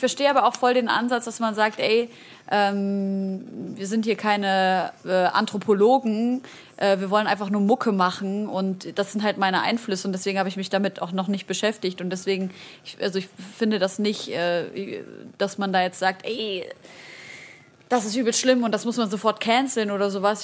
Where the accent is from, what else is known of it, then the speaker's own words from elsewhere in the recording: Syria; Ich als Syrerin